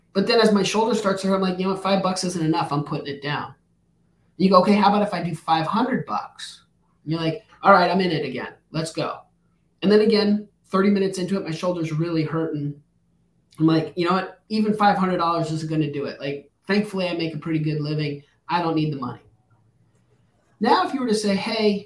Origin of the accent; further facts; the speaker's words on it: New Mexico, United States; I grew up in New Mexico